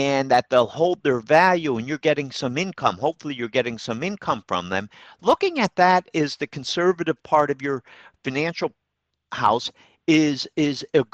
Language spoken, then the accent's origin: English; Troy, United States; Troy, I you know, that's my hometown, near and dear to my heart